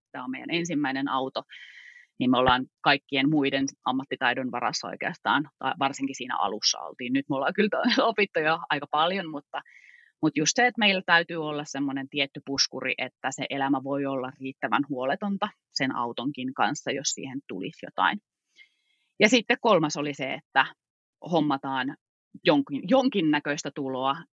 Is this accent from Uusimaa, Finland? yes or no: no; Kittilä, Lapland, Finland; moved away; mä olen syntynyt täällä ää, Kittilässä ja tämä on kotijoki mulle